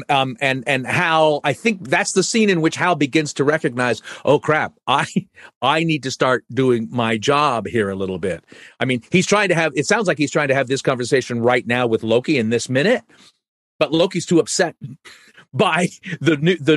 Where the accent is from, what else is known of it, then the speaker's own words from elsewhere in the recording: Oakland, California, United States; I grew up near Oakland